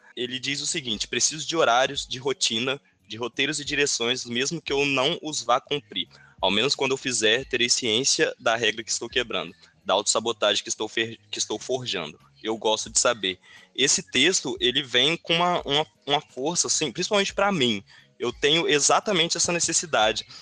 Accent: Brazil; da gente enquanto brasileiro

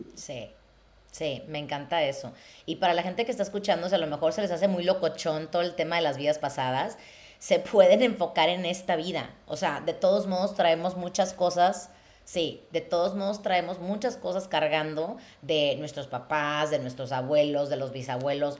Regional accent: Mexico; moved away; si yo me hubiera quedado en México, en la ciudad de donde soy

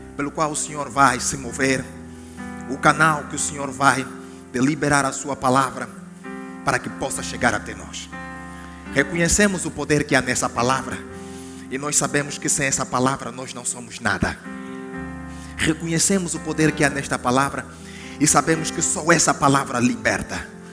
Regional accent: Angola; eu sou da Angola

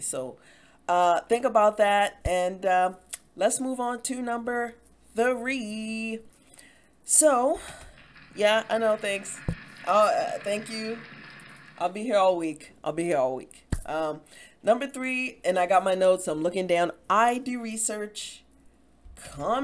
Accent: Baltimore, Maryland, United States; I'm from Baltimore

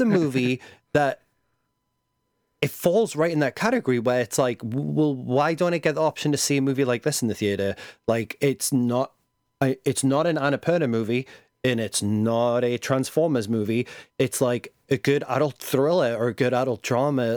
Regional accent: England, United Kingdom; being English.

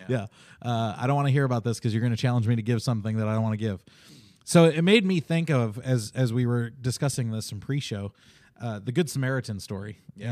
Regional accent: Chicago, Illinois, United States; I grew up in Chicago

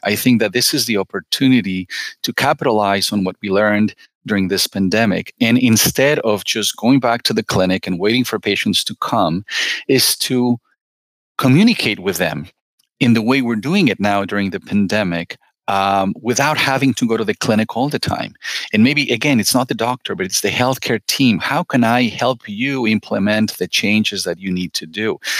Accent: Mexico; moved away; I'm originally from Mexico

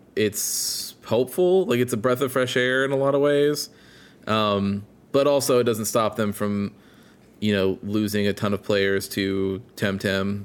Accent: Illinois, United States; moved away; my hometown where I grew up in Illinois

